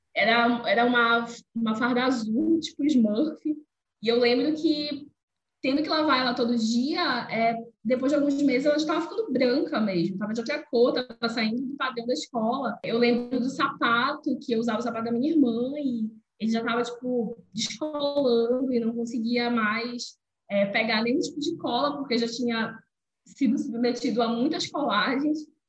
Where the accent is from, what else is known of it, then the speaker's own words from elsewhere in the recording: Belém, Pará, Brazil; sou de Belém do Pará, é, venho da periferia, é, de um dos bairros mais populosos que tem aqui em Belém, que se chama Terra Firme